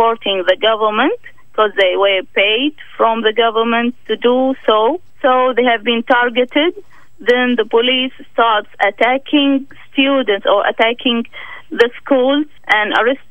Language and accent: English; Bahrain; I'm from Bahrain.